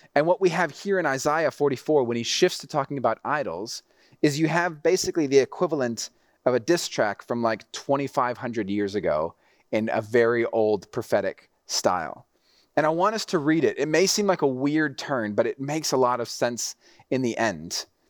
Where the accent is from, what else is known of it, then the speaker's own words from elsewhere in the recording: Mexico City, Mexico; also born or lived in Texas; I grew up in Mexico City, so the driving was super intense